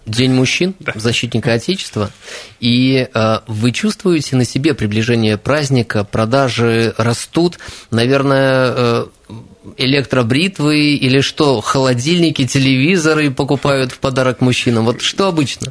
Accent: Krasnoyarsk, Krasnoyarsk Krai, Russia; Я как красноярец

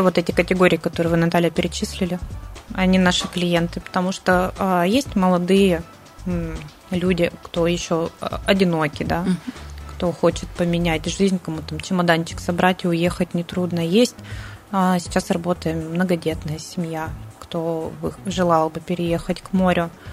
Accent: Siberia, Russia; now in Sochi, Russia; Мы, в принципе, сибиряки

